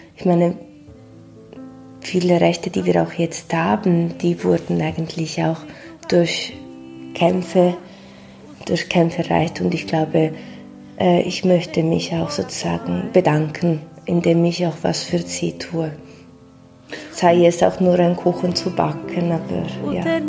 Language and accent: German; Ticino, Switzerland; moved away as an adult; now in Basel, Switzerland; ich bin aus dem Tessin, aber mein Vater ist Italiener